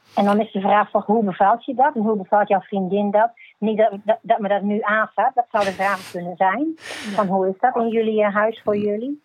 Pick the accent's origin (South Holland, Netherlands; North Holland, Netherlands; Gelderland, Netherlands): Gelderland, Netherlands; moved away as an adult; now in Groningen, Netherlands; Ik kom uit Gelderland